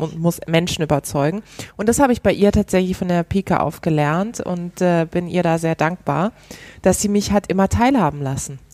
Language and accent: German; Karlsruhe, Baden-Württemberg, Germany; moved away; ich komme ursprünglich aus Karlsruhe